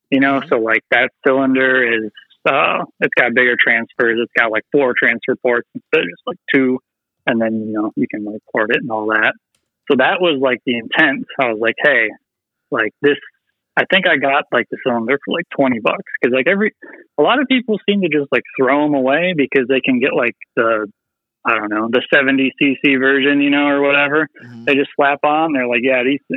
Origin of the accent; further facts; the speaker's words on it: Wisconsin, United States; moved away as an adult; now in St. Paul, United States; I grew up in Wisconsin for the most part